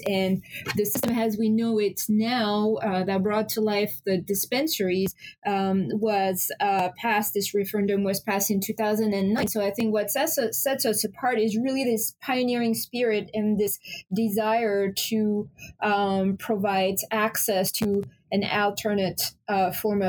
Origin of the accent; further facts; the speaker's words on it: France; moved away as an adult; also born or lived in Paris, France; now in Portland, United States; I'm originally from France and I live in Maine now for 18 years. Relocated from Paris, France to Portland, Maine.